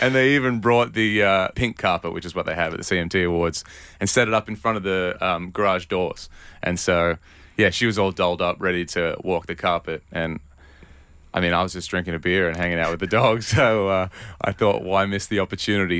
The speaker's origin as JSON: {"language": "English", "town": "Newcastle", "region": "New South Wales", "country": "Australia", "tie": "born or raised there", "moved": "yes", "said": "I grew up, uh, in a town called Newcastle"}